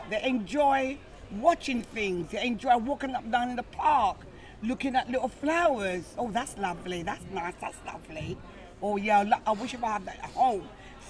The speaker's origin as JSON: {"language": "English", "region": "Scotland", "country": "United Kingdom", "tie": "born or raised there", "said": "like I grew up a bit in Scotland and other places."}